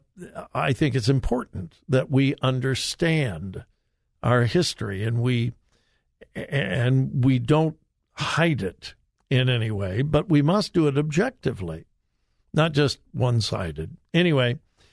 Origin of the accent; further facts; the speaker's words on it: United States; I'm an American